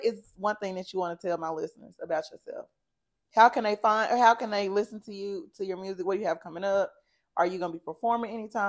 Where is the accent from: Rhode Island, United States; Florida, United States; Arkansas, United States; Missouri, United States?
Arkansas, United States; Pine Bluff; moved away; yeah, I'm from Pine Bluff.